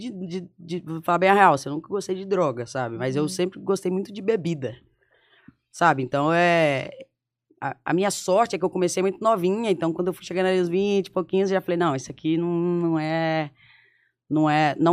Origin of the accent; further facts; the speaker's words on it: Belo Horizonte, Minas Gerais, Brazil; born there; É, eu sou nascida em BH. Só que a família da minha mãe é de um interiorzinho de Minas, que é divisa com Bahia e Espírito Santo.